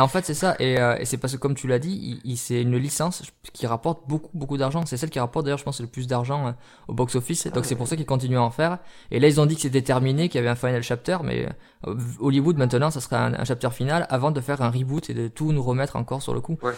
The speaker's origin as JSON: {"language": "French", "country": "France", "said": "chez nous en France"}